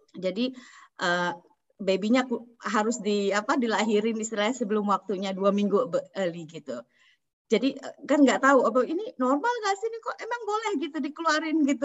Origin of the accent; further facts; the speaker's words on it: Indonesia; moved away; keluarga saya di Indonesia